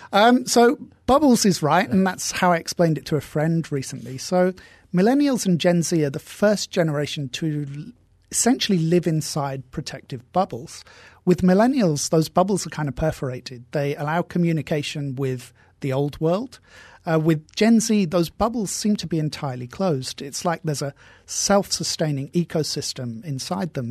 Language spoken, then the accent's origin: English; England, United Kingdom; moved away; We're both English